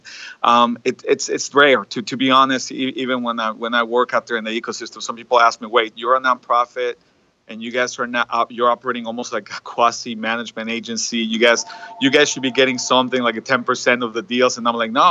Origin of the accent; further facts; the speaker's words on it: Tucson, Arizona, United States; where I grew up in Tucson, Arizona